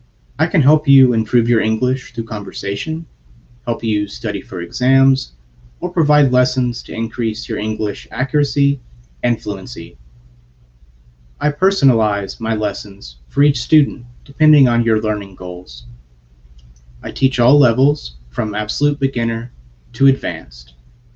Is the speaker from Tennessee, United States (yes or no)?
yes; Tennessee, United States; I'm from Tennessee, USA.